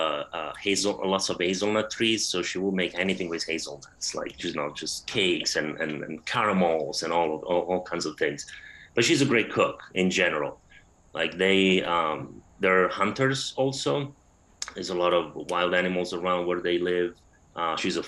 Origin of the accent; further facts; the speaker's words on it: Rome, Lazio, Italy; moved away; I grew up in Rome, spent a lot of time with my grandma.